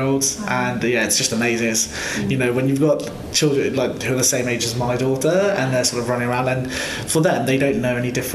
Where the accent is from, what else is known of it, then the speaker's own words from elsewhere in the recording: Devon, South West England, United Kingdom; we're all from Devon.